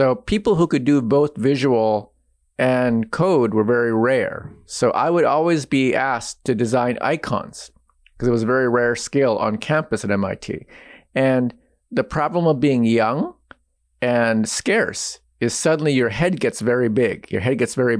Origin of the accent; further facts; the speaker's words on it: United States; I was born and raised in the United States